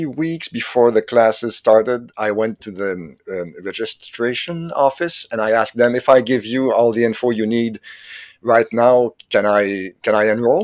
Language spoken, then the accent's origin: English; Quebec, Canada; first language French; English is a second language; I'm Canadian from Quebec, actually. My first language is French